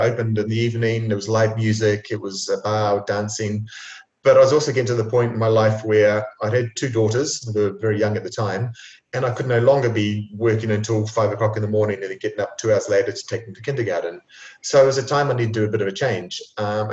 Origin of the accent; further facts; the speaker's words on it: New Zealand; moved away as an adult; now in Italy; growing up in New Zealand